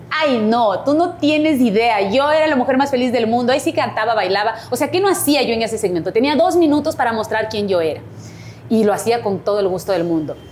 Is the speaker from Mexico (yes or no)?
no; Cumbayá, Pichincha, Ecuador; Me metí de, reina de mi parroquia, yo soy de Cumbayá